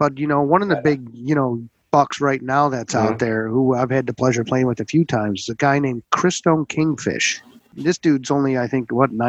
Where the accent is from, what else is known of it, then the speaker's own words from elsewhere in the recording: Niagara-on-the-Lake, Ontario, Canada; also born or lived in Plattsburgh, United States / United Kingdom; as we were talking about where I grew up here in town of Niagara, but I was born in Plattsburgh, New York.